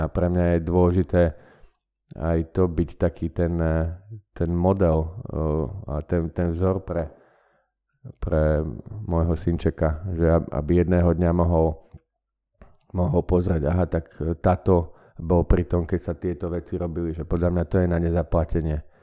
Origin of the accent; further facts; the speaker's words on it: Banská Bystrica, Banská Bystrica Region, Slovakia; moved away as an adult; also born or lived in London / Netherlands; now in Bratislava, Slovakia; ja som z Banskej Bystrice